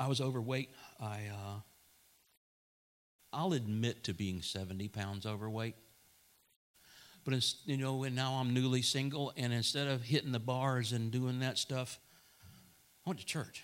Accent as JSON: {"language": "English", "town": "Plant City", "region": "Florida", "country": "United States", "said": "I'm from Plant City"}